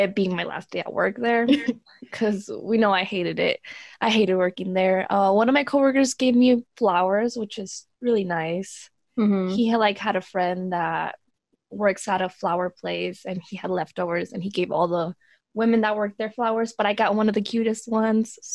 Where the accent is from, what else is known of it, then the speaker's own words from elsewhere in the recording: Oregon, United States; I'm from Oregon